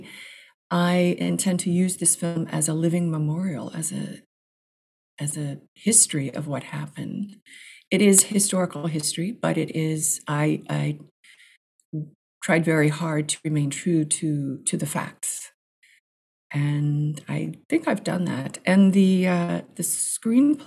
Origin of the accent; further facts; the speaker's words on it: United States; being an American in a country that has its own almost mirror shameful history